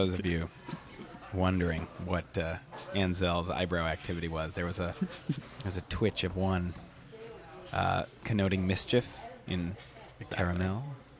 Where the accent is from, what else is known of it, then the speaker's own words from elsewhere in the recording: Whitefish Bay, Wisconsin, United States; they remind me a lot of my town growing up. White Creek Bay, Wisconsin. But it was a suburb of a big city.